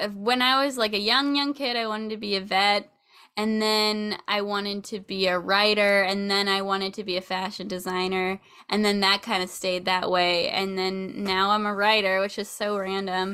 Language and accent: English; Sacramento, California, United States; I grew up in Sacramento